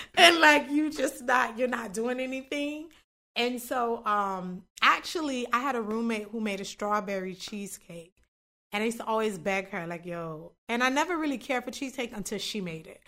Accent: North Miami, Florida, United States; moved away as an adult; also born or lived in Tallahassee; North Miami, born and raised.

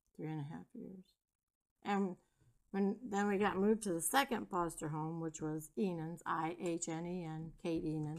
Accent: Three Rivers, Michigan, United States; I was born in Three Rivers, Michigan in 1956

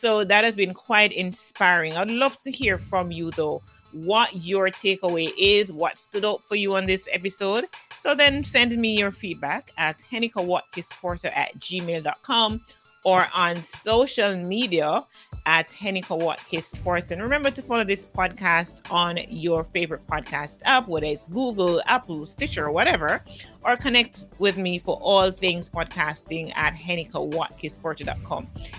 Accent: Jamaica; as a Jamaican

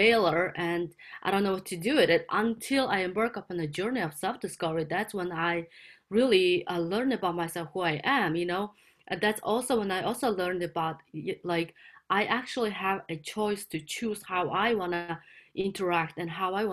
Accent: Mongolia; now in California, United States; So I'm based in California. I'm originally from Mongolia.

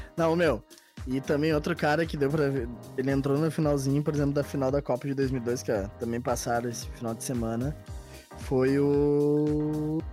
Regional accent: Gaúchos, Rio Grande do Sul, Brazil; como gaúchos que somos, como gremistas e colorados

